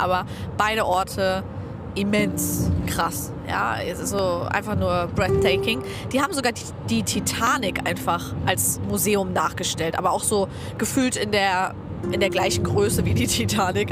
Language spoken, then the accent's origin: German; Germany; wir sind aus Deutschland